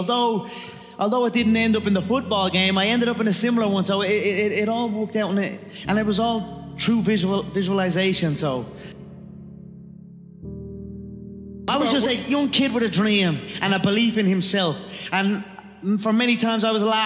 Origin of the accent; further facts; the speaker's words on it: Ireland; I am an Irish animal, a proper Irish animal